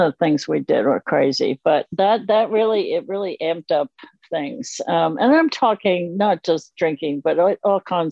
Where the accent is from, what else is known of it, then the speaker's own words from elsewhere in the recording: Connecticut, United States; moved away as an adult; now in Winchester, United States; I'm from Connecticut